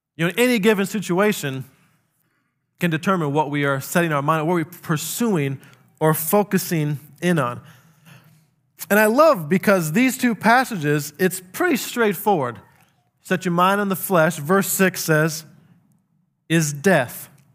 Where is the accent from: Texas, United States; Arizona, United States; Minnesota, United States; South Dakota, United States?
South Dakota, United States; I grew up in South Dakota.